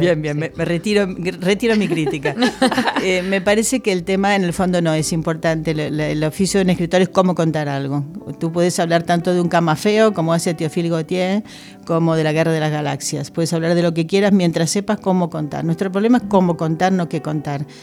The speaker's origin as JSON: {"language": "Spanish", "country": "Argentina", "moved": "yes", "lives_now": "Spain"}